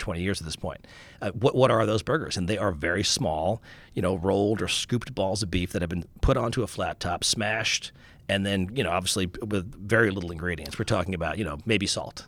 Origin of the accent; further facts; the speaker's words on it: Long Island, New York, United States; I grew up in Long Island